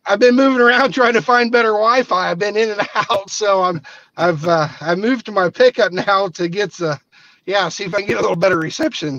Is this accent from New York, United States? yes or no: no; Southeast Iowa, United States; I grew up, my dad, you know, took me and my brother around all the pools down. We're from Southeast Iowa.